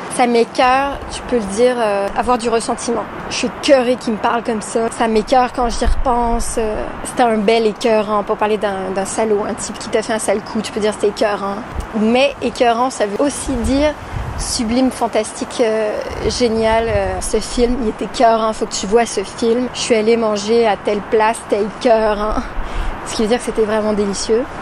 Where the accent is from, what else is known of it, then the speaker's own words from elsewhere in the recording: Montreal, Quebec, Canada; moved away as an adult; now in France; ma ville natale de Montréal au Québec, pays de froid et d'écureuils. J'ai vécu en tout 19 ans au Québec avant d'aller vivre en France